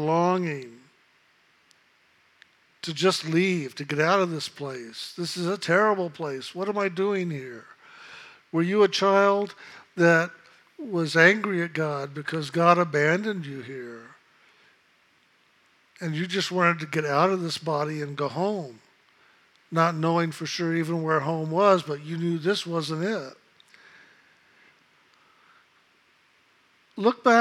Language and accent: English; San Antonio, Texas, United States; I came from San Antonio, Texas. I was born at the Knicks Hospital.